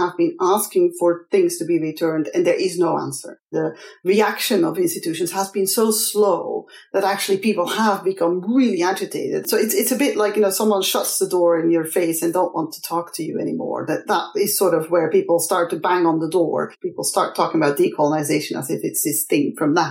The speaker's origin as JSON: {"language": "English", "country": "Belgium", "said": "I'm from Belgium"}